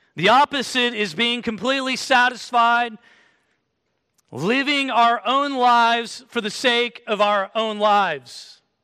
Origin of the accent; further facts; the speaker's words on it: Kansas, United States; moved away; I came from Kansas, so we wear boots in Kansas